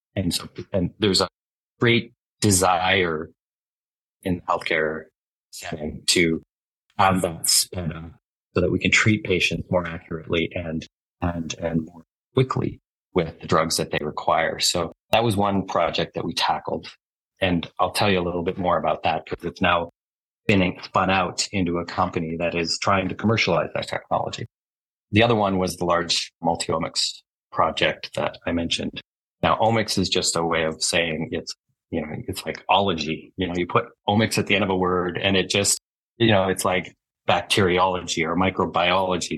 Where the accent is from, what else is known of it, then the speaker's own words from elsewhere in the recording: Alberta, Canada; also born or lived in Halifax, Nova Scotia; I was raised in Alberta, but I was born in uh, Nova Scotia. So, okay. I was born in Halifax. Yeah, I came here, but I came here when I was four. So, I'm more or less Albertan.